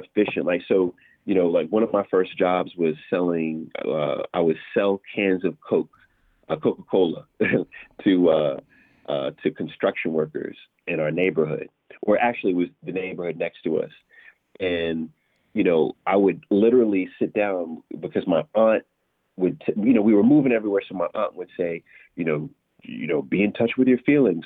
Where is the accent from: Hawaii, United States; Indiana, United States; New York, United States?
New York, United States; New York City; also born or lived in Massapequa, Long Island, New York; I was born in New York, in, in uh, Queens in particular